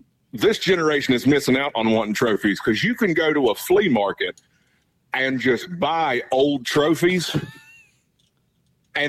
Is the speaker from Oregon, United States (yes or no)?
no; Charleston, West Virginia, United States; I bartend in my hometown. Which is where? Charleston, West Virginia